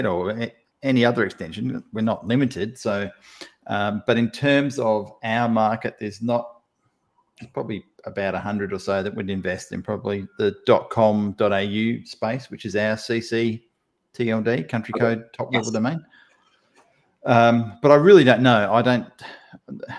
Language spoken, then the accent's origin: English; Australia; accent: Australian; I'm sort of a fairly typical Aussie bloke